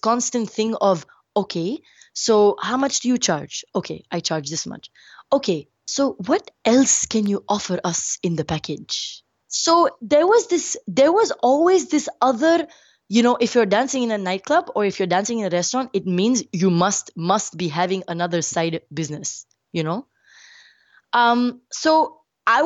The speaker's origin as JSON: {"language": "English", "country": "India", "said": "I'm brown skin, I'm Indian"}